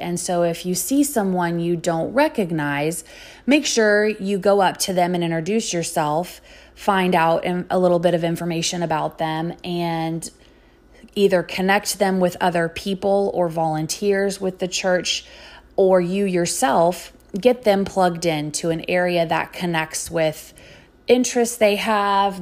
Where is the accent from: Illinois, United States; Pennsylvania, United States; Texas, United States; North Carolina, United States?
Texas, United States; Sugar Land; also born or lived in Lubbock, Texas; now in Dallas, United States; I am a native Texan. I grew up outside of Houston in a suburb called Sugarland